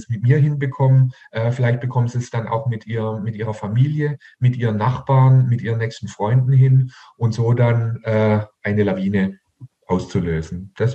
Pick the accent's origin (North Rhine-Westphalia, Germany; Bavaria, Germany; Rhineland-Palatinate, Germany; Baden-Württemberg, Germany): Baden-Württemberg, Germany; Heilbronn; Hier in meiner Heimatstadt in Heilbronn waren amerikanische Atomraketen äh, stationiert direkt vor unserer Haustüre.